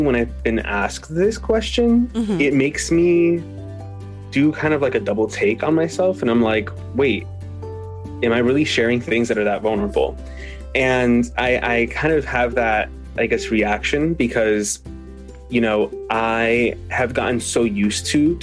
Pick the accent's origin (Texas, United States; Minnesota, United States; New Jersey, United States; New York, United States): New Jersey, United States; I was born and raised in Jersey, New Jersey.